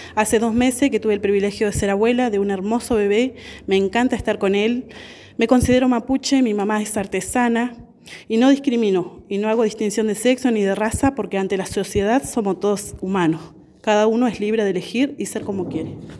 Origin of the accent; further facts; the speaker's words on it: Mariano Moreno, Neuquén, Argentina; also born or lived in Zapala; Nací en en Pala, pero viví toda mi vida en Mariano Moreno.